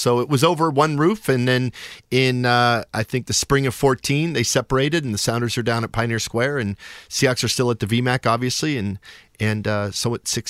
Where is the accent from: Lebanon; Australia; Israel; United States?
United States; Shoreline, Washington; I grew up in what is now Shoreline. So I grew up in Richmond Beach. Went to Einstein Middle School and Shorewood High School. So North End. Dad is still in the same house 50 years later. So I'm a North End from the North End of Seattle.